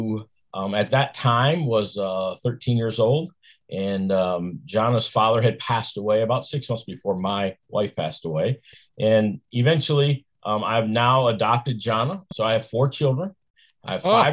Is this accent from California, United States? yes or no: no; Flint, Michigan, United States; I grew up in Flint, Michigan